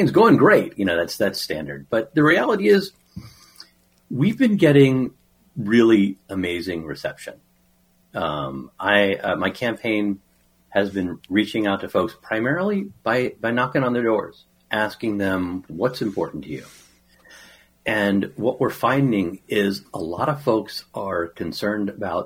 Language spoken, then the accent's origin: English; Washington, District of Columbia, United States; moved away as an adult; also born or lived in Farmville, Virginia; now in Chaska, United States; I grew up in the Washington, D.C. metro area, where I was raised